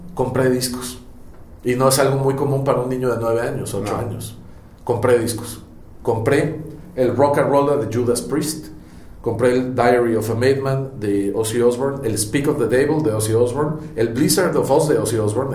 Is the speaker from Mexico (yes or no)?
yes; Mexico; Me asumo como, un, como una persona completamente bicultural, porque eh, no soy español 100%, eh, ni en mi forma de ser, de pensar, de actuar, etc. Y tampoco soy mexicano 100%